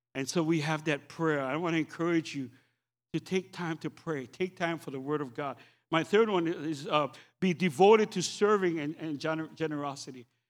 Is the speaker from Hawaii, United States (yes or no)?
yes; Oahu, Hawaii, United States; I'm, I'm from Oahu